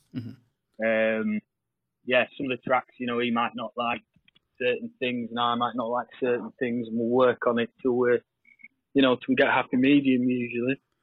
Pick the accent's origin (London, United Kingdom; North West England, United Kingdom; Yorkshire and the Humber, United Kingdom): North West England, United Kingdom; Lancaster; I'm from Lancaster